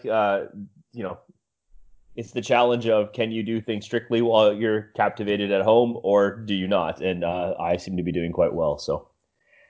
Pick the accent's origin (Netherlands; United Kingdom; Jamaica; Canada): Canada